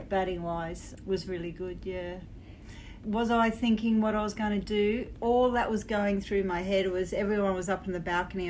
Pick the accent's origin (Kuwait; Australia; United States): Australia; being an Australian playing men's cricket and boys' cricket all my life